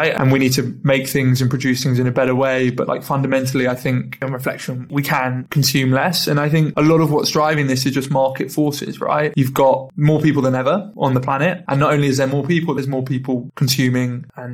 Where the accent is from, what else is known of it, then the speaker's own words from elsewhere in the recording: London, United Kingdom; I'm from London